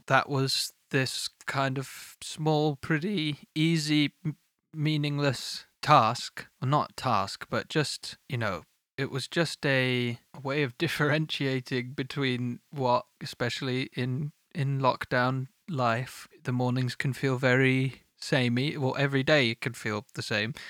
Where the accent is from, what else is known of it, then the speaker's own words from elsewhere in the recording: United Kingdom; I am British